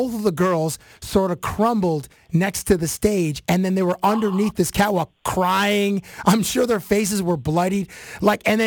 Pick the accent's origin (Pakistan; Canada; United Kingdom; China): Canada; in Canada, everybody learns French because it's our second language.